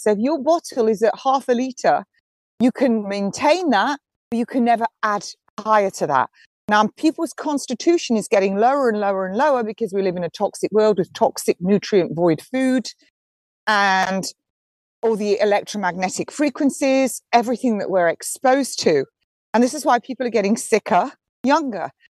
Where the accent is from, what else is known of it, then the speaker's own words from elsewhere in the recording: Nottingham, East Midlands, United Kingdom; moved away; That's actually my hometown. Nottingham, my home city